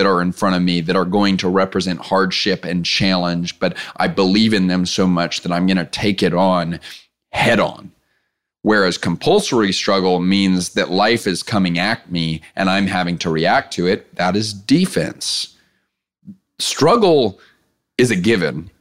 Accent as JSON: {"language": "English", "town": "Clear Lake", "region": "Texas", "country": "United States", "tie": "born or raised there", "said": "I grew up in Clear Lake, Texas"}